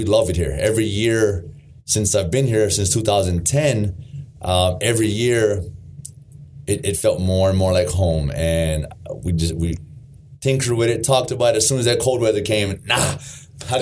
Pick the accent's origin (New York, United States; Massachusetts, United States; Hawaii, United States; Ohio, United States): Hawaii, United States; Honolulu; moved away; born and raised in Hawaii, Honolulu, Hawaii